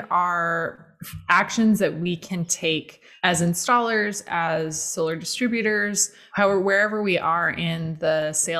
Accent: Arizona, United States; coming to Phoenix in my home state of Arizona

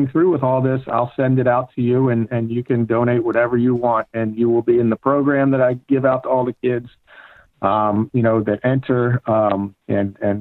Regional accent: Baltimore, Maryland, United States; I put Baltimore on the map with bowling, with my career

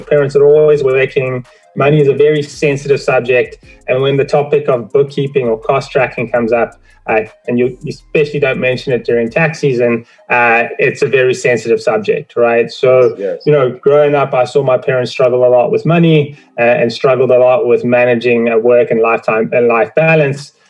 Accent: South Africa; now in Toronto, Canada; I'm originally from South Africa uh, immigrated to Canada, Toronto

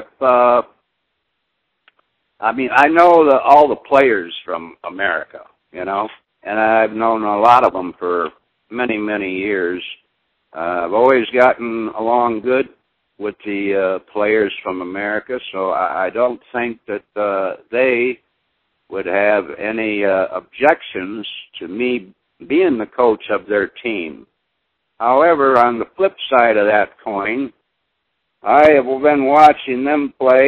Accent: Michigan, United States; I came from Michigan

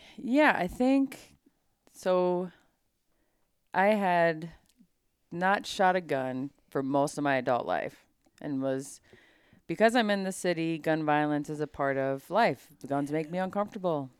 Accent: Minnesota, United States; growing up in Minnesota, hunting culture is thick

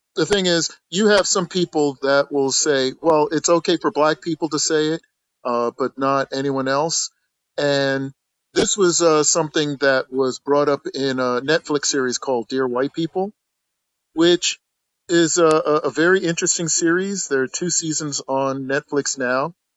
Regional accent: the North, United States; I grew up in the North

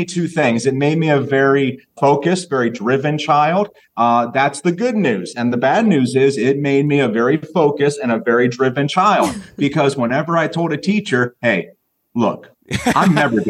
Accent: Carrollton, Ohio, United States; my hometown of Carrollton, Ohio.

